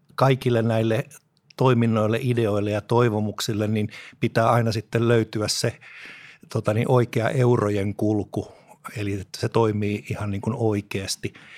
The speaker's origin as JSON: {"language": "Finnish", "town": "Espoo", "region": "Uusimaa", "country": "Finland", "tie": "born or raised there", "said": "Lapsuuteni Tapiolassa"}